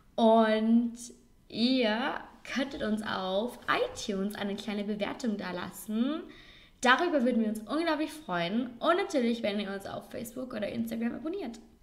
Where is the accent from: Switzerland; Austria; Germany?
Austria; Vorarlberg; ein Ort bei uns in Vorarlberg